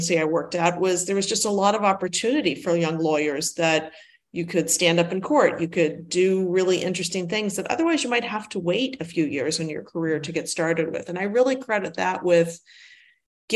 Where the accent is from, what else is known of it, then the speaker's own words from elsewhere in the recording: Washington, D.C., Northeast area, Mid-Atlantic, United States; I'm originally from the Washington, D.C., Mid-Atlantic, Northeast area. And of the United States